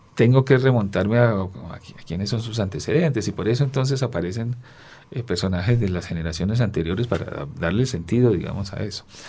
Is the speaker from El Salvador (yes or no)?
no; Chocó, Colombia; moved away; Yo pasé mi infancia en el Chocó